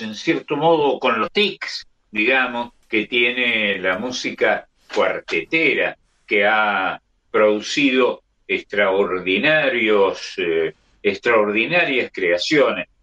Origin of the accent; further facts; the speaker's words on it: Córdoba, Argentina; el barrio San Vicente, donde nací.